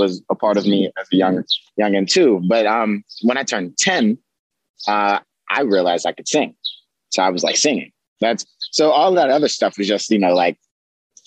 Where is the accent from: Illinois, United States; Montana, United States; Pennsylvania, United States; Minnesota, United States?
Pennsylvania, United States; Pittsburgh; also born or lived in Greensburg, Pennsylvania; I grew up on the Hill District and the North side of Pittsburgh